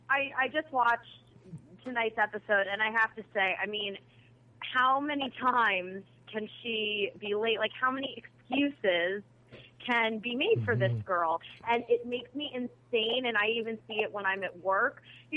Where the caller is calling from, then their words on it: Pasadena, California, United States; I'm calling from Pasadena.